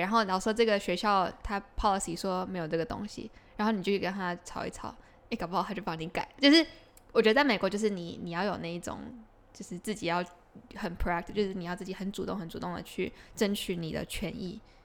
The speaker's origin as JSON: {"language": "Chinese", "country": "Taiwan", "said": "我们台湾的热情就是会多很多"}